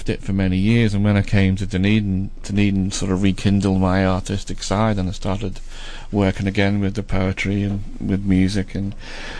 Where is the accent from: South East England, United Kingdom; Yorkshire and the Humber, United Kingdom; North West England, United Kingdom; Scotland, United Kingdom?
North West England, United Kingdom; Liverpool; moved away; when I grew up in Liverpool